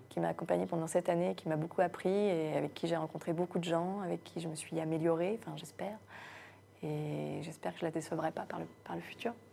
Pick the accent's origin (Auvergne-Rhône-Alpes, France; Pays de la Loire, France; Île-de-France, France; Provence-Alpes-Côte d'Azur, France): Pays de la Loire, France; Guérande; also born or lived in Morbihan; je suis née dans le Morbihan, mais j'ai grandi à Guérande